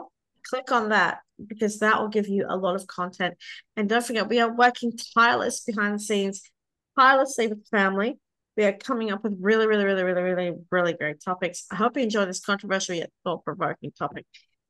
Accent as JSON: {"language": "English", "country": "Australia", "said": "I come from an Armenian-Lebanese household, but I identify as Australian. Therefore, I'm Australian. I live in Australia, and I'm part of Australian cultural society."}